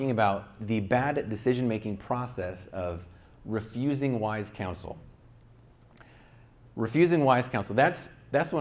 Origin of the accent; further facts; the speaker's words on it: upstate New York, United States; now in Santa Clarita, United States; where I grew up in my hometown in upstate New York